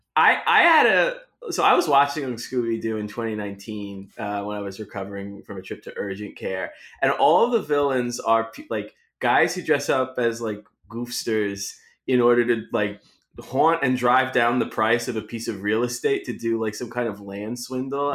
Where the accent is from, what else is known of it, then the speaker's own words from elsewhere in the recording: New York, United States; also born or lived in Florida; I'm from New York